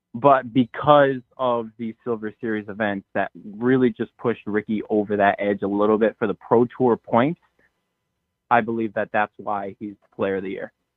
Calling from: Connecticut, United States; I am from Connecticut

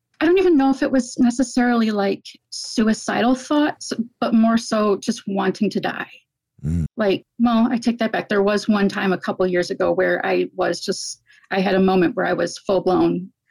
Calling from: Michigan, United States; I'm in Michigan.

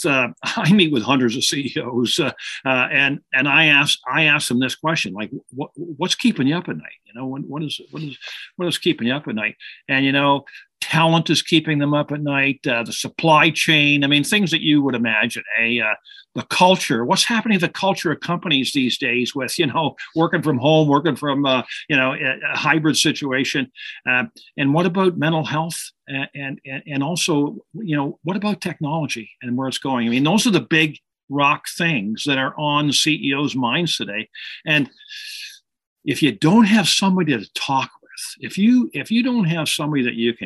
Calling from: Toronto, Ontario, Canada; calling in from Toronto, Canada today, just north of Toronto.

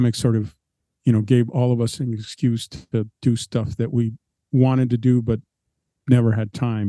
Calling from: Maryland, United States; I'm in my home in Maryland now.

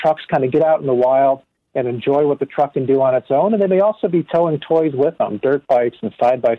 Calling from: Detroit, Michigan, United States; I am in Michigan in the Detroit area, working from home like the rest of our company.

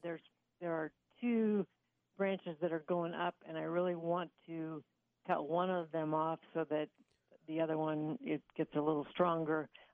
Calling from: Beatrice, Nebraska, United States; I'm calling from Beatrice.

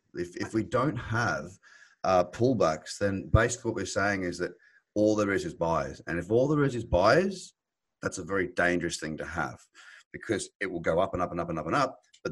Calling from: Sydney, New South Wales, Australia; Sydney, which is covered in this crazy, wild grey fog at the moment.

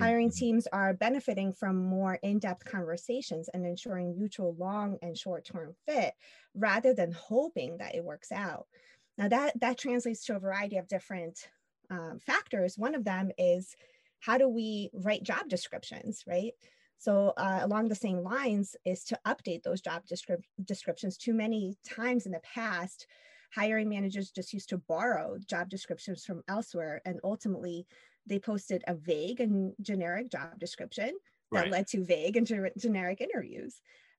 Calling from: Long Beach, California, United States; I'm calling in from Long Beach, California.

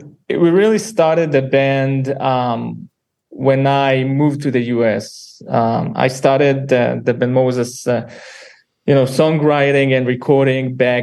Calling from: Boston, Massachusetts, United States; just from our apartment. It's early morning here in Boston.

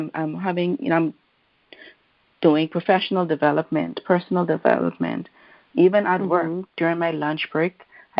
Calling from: Bahamas; I am calling in from the Bahamas.

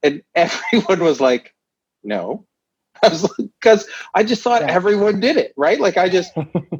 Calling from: Iona, Ontario, Canada; I'm calling from Pierce Williams on site in Iona, Ontario, in my bedroom.

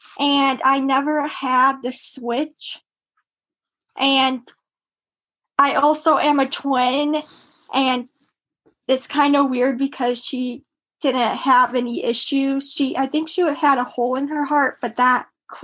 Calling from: Cedar Rapids, Iowa, United States; Cedar Rapids, Iowa.

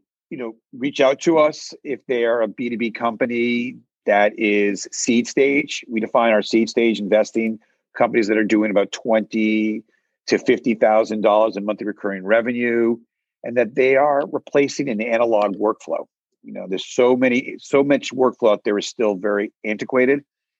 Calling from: New York City, New York, United States; I am in New York City, and I'm actually in my office.

